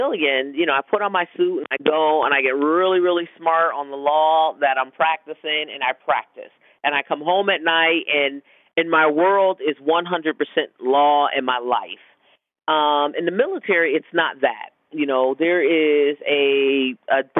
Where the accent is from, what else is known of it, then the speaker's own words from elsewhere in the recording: Connecticut, United States; moved away as an adult; also born or lived in Yokosuka, Japan; now in Washington, D.C., United States; as a little girl, growing up in Connecticut